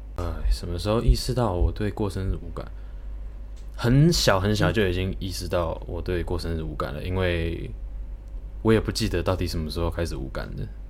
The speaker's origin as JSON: {"language": "Chinese", "country": "Thailand", "tie": "born or raised there", "said": "我们在泰国长大的"}